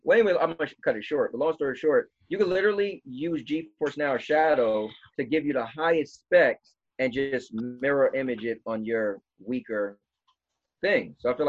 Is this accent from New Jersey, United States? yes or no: yes; New Jersey, United States; we're from Jersey, so we get pulled over in PA.